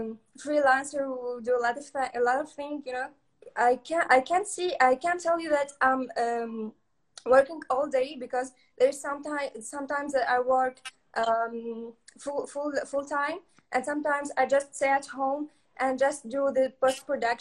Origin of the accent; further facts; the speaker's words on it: Kerkennah, Sfax Governorate, Tunisia; I'm from Tunisia. I'm really from Kerkina. Kerkina is an island in Sfax, and I was born in Sfax because in Kerkina there's no schools.